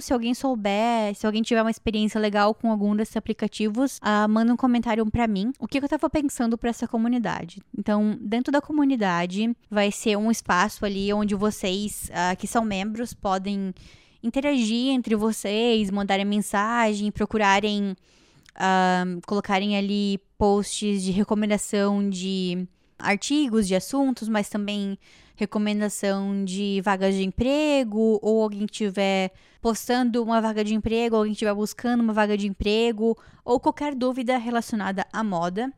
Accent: Joinville, Santa Catarina, Brazil; moved away; lá na minha cidade, lá em Joinville

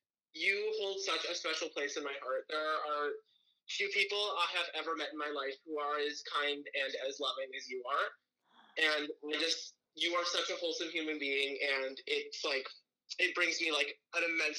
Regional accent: Edmonton, Alberta, Canada; moved away as an adult; so I was born in Edmonton, but, like, I have, like, family, extended family in Bonnyville, Alberta.

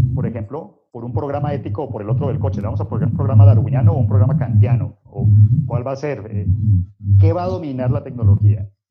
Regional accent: United States; yo, nací en Estados Unidos

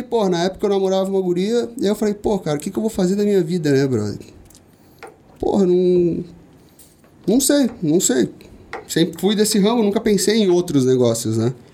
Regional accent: São Paulo, Brazil; born there; Eu, cara, nasci ali na Vila Ré, é um zona leste ali, extremo ali da zona leste de São Paulo.

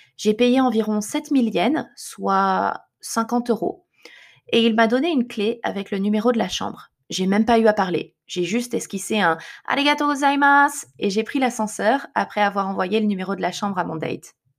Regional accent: France; moved away as an adult; now in Japan; Je suis française mais je vis au Japon.

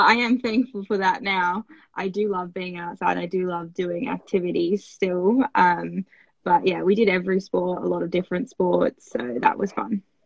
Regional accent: Australia; I am an Australian Winter Olympian.

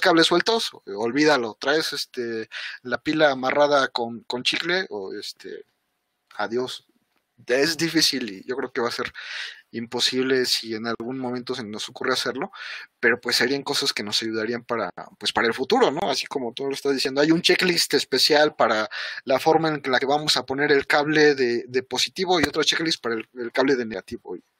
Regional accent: Mexico; como mexicanos, pues somos morenitos

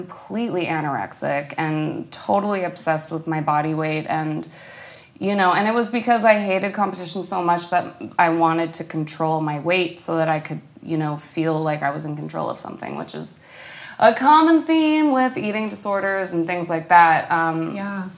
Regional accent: the Bay Area, California, United States; we're from the Bay Area, so my mom choreographed the halftime shows at Candlestick Park, and we were really close with, like, the 49ers production team, and we were always on the field, and that was another big part of my childhood

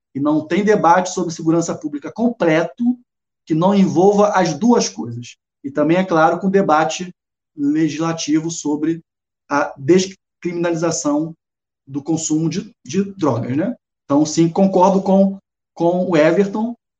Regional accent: Rio de Janeiro, Brazil; moved away as an adult; now in Salvador, Brazil; Eu sou carioca, mas moro aqui com muito orgulho em Salvador

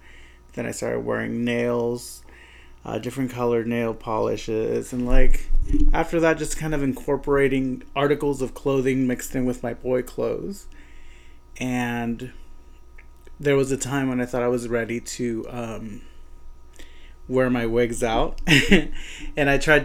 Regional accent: California, United States; So I came from the Central Valley, which is a very small area in comparison to Long Beach and LA.

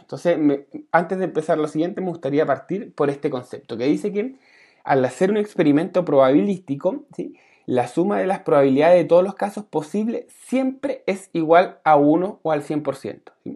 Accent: Santiago, Santiago Metropolitan Region, Chile; moved away; yo me vine para mi tierra acá en, Santiago

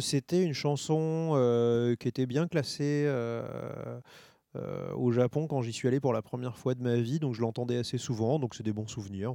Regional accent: France; je suis français.

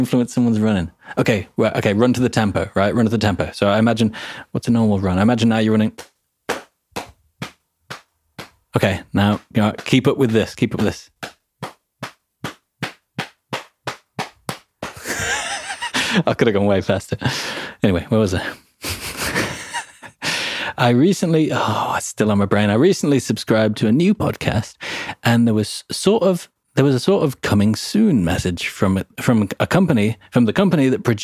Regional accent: England, United Kingdom; accent: vaguely British; I'm English

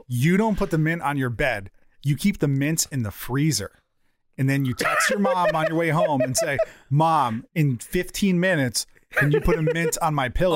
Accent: one town over from Hampton, Connecticut, United States; It's one town over from my hometown.

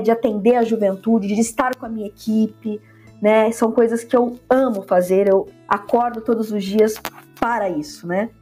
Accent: Santos, São Paulo, Brazil; moved away as an adult; also born or lived in Rio de Janeiro; Eu sou natural de Santos

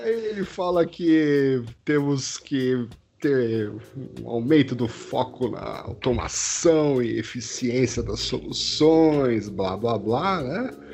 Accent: Brazil; nós somos brasileiros

